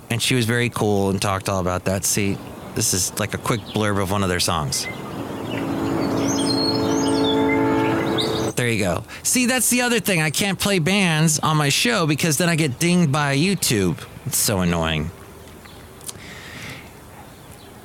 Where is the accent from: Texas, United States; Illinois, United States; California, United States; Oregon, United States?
California, United States; Los Angeles; When I grew up in Van Nuys